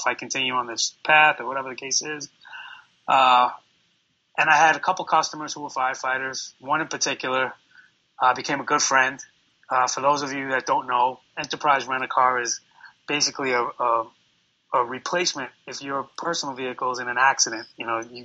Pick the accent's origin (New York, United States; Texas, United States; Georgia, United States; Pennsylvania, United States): New York, United States; New York City; I'm born and raised in New York City. I'm here, you know, almost 42 years now.